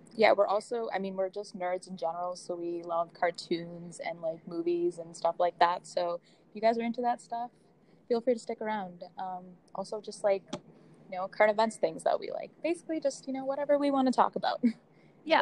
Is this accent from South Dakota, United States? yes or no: no; Boston, Massachusetts, United States; moved away as an adult; now in Washington, D.C., United States; I'm originally from Boston, but I'm also in D.C. going to the George Washington University